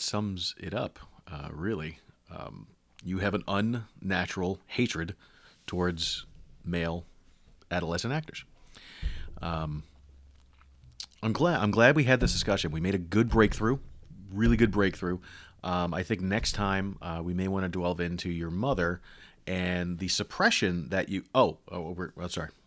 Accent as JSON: {"language": "English", "region": "New York", "country": "United States", "tie": "born or raised there", "said": "I was born in New York"}